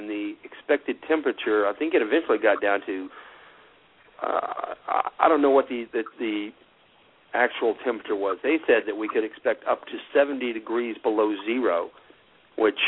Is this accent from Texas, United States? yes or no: yes; Texas, United States; as a Texan